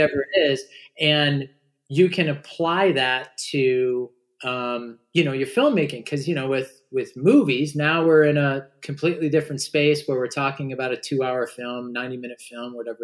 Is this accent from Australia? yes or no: no; Orange County, California, United States; I grew up in Orange County